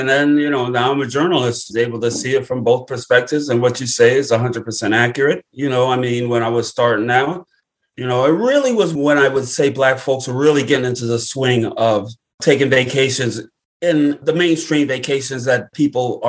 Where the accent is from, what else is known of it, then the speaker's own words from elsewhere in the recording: Brooklyn, New York, United States; Born and raised in Brooklyn, New York, where I live today.